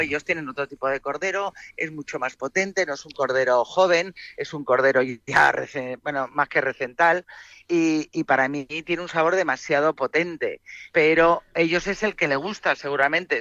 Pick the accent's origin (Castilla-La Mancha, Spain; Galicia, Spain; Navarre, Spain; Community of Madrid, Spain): Community of Madrid, Spain; Madrid; Yo soy más paleta, soy más de Madrid, de menos gente, que, que somos 6 millones.